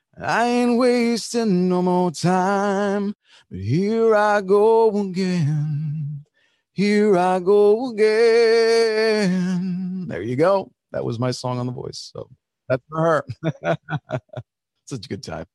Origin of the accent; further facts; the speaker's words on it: New Jersey, United States; first language Spanish; English is a second language; also born or lived in Nashville; I was born here. I'm like a full-blooded Kraft cheese American